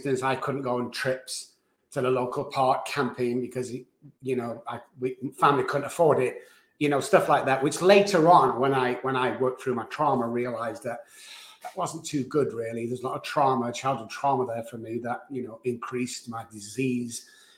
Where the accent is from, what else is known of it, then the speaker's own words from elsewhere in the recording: Manchester, North West England, United Kingdom; moved away; So I was born in Manchester, England. I was raised there in a low-income family